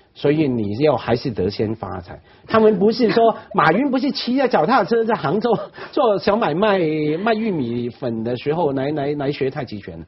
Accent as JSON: {"language": "Chinese", "country": "Hong Kong", "tie": "born or raised there", "said": "我在湾仔区长大"}